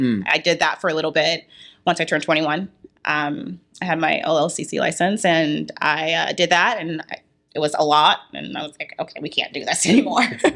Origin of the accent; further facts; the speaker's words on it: Washington, District of Columbia, United States; moved away as an adult; now in Portland, United States; I'm actually from Washington, D.C.